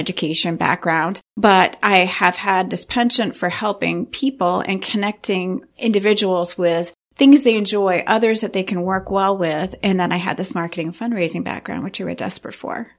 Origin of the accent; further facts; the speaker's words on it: Saint John Valley, Maine, United States; I come from the Saint John Valley, which is right up on the Canadian border